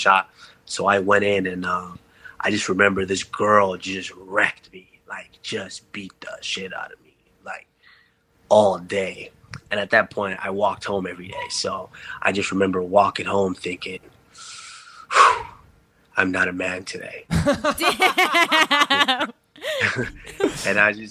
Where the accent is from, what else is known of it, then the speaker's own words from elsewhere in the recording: Texas, United States; I grew up in Texas, and when you're growing up in Texas, football and basketball are king